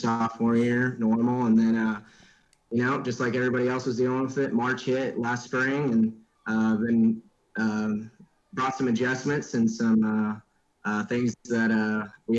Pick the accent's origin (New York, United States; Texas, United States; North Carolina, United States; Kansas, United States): Kansas, United States; Andale; from Andel, Kansas, a little town outside of Wichita, about 15 minutes